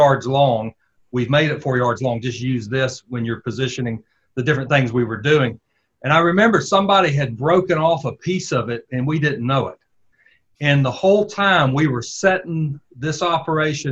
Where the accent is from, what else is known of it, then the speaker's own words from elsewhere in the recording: the South, United States; accent: southern; you could probably tell by my accent, that we were both from the South